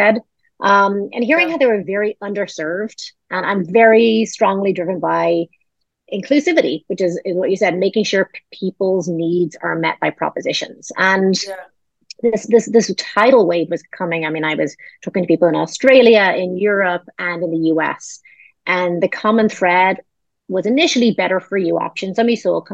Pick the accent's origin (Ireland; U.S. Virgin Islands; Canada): Ireland; moved away; I'm originally Irish